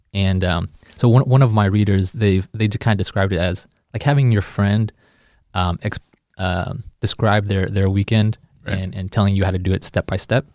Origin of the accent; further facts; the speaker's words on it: Kansas City, Missouri, United States; moved away as an adult; now in Chicago, United States; I grew up in Kansas City